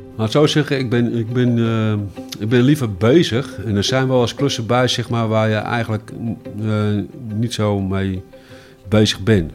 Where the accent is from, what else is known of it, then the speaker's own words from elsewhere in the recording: Alkmaar, North Holland, Netherlands; also born or lived in Heemskerk; Ik ben eigenlijk nooit uit Alkmaar vertrokken